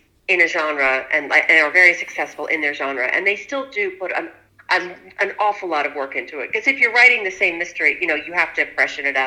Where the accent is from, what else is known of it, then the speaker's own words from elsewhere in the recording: Huntington, West Virginia, United States; from my hometown